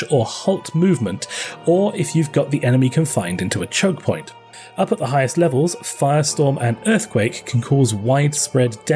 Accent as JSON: {"language": "English", "country": "United Kingdom", "said": "Well, not particularly, but that's because I'm British, so."}